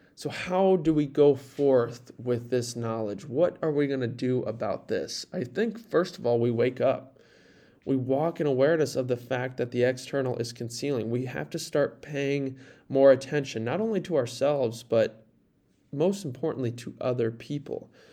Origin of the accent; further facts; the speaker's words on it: near Fort Dodge, Iowa, United States; I was in Fort Dodge, a small, or a town, small city near my hometown, about twenty minutes south